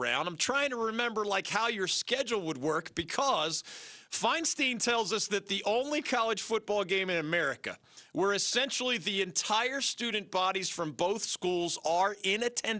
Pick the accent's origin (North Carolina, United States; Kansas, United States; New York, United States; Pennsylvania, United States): Pennsylvania, United States; Philadelphia; I grew up in Philly